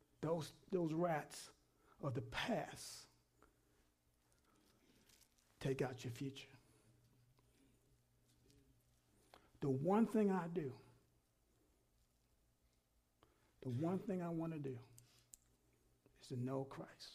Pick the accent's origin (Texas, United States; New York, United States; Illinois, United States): New York, United States; when I grew up in New York